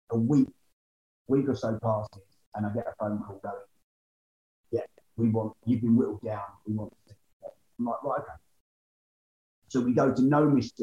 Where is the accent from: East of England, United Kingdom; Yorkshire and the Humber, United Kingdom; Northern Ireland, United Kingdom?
East of England, United Kingdom; Essex; I'm from Essex.